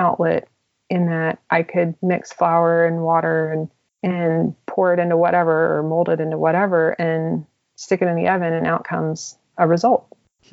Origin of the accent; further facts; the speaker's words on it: Houston, Texas, United States; moved away; also born or lived in Italy; I'm from Houston, so I'm used to sunshine all year round